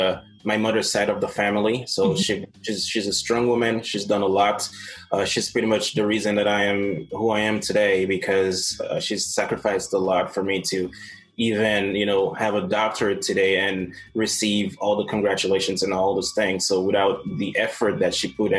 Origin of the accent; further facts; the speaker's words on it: Haiti; English is a second language; moved away as an adult; now in United States; growing up in Haiti